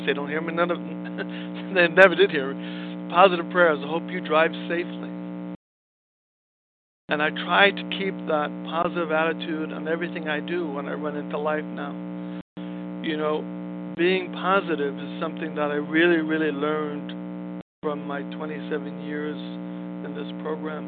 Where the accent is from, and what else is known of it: New York City, New York, United States; born or raised there; now in Los Angeles, United States